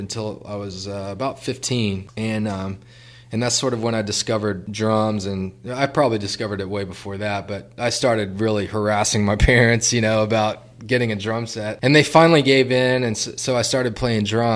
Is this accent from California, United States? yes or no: no; Southwest Oklahoma, United States; I grew up in Southwest Oklahoma, grew up on a farm